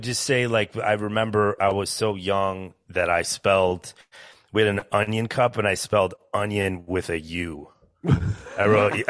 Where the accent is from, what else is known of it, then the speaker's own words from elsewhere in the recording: Minnesota, United States; I'm from Minnesota as well.